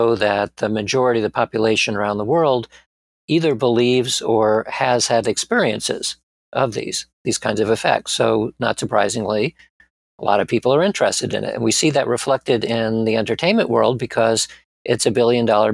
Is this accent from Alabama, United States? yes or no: no; Springfield, Massachusetts, United States; moved away as an adult; also born or lived in Bronx, New York City / Atlanta, Georgia; we moved to Springfield, Massachusetts, where I had most of my formative years